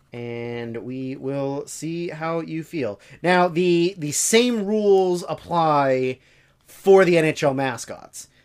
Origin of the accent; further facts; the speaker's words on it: Canada; growing up as a Canadian